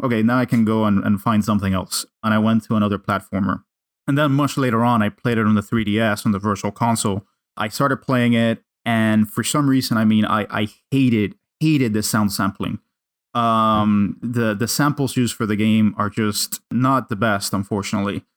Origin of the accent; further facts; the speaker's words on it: Cuba; English is a second language; moved away; I grew up in Cuba